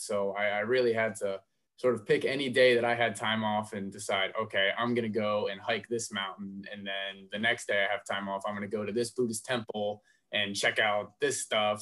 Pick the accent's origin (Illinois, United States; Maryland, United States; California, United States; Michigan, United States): Maryland, United States; where I grew up in Maryland is pretty similar to Indiana, PA